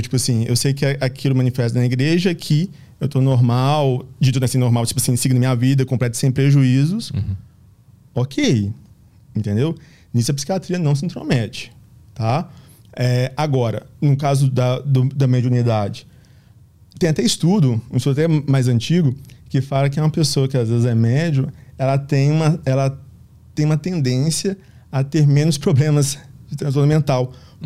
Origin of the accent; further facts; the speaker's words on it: Minas Gerais, Brazil; a gente é de Minas